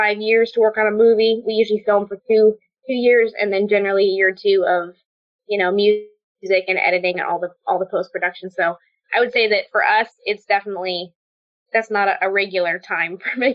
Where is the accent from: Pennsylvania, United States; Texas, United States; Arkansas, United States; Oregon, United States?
Oregon, United States; Portland; also born or lived in Albany, Oregon; I grew up in Portland, and until I was 8 years old, my dad worked at Intel